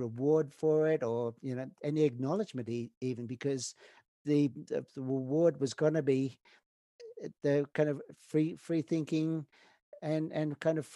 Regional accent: Snowy Mountains, Cooma/Jindabyne, New South Wales, Australia; moved away as an adult; now in Canada; my kind of hometown back in Australia on the Cooma Jindabyne side. Yes, because I grew up in the Snowy Mountains

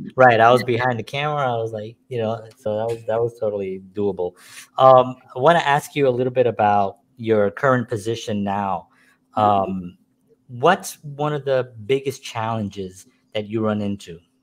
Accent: New York City, New York, United States; I grew up in the Bronx

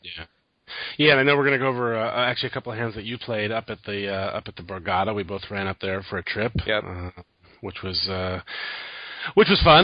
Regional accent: Michigan, United States; moved away; we're both from Michigan

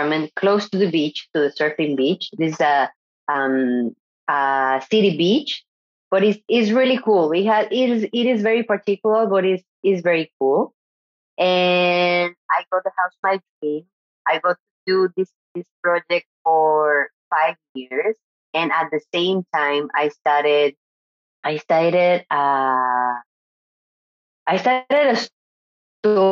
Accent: Mexico; English is a second language; moved away as an adult; also born or lived in Monterrey, Mexico / France / Barcelona, Spain / Nicaragua; now in San Sebastian, Spain; I was born in Mexico and I lived there until maybe 22

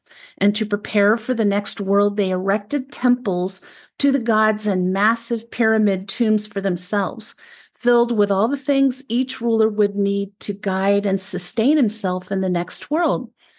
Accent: Frederick, Maryland, United States; I grew up in Frederick, Maryland, which is even more of an outskirt of Washington, D.C. than it was when I grew up there.

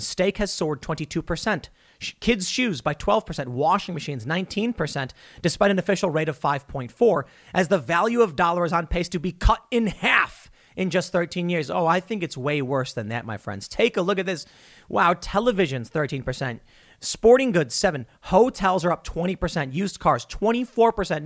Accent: Chicago, Illinois, United States; growing up in Chicago

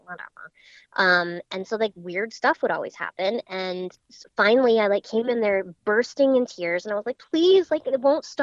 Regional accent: Wellesley, Massachusetts, United States; also born or lived in Boston, Massachusetts; I had a large Victorian like house in Wellesley, Massachusetts mm-hmm. growing up

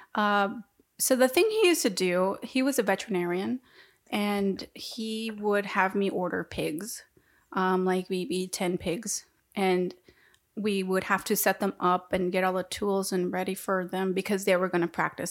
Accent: Texas, United States; I'm from Texas

